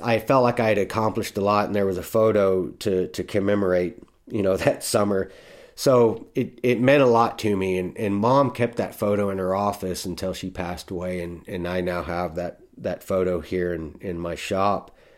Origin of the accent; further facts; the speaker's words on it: Texas, United States; I was from Texas